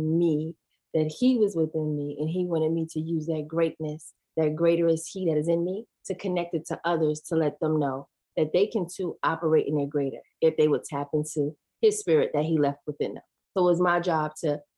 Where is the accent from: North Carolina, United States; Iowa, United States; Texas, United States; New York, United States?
New York, United States; New York City; moved away as an adult; also born or lived in Georgia; I grew up in Queens, New York, went to Catholic school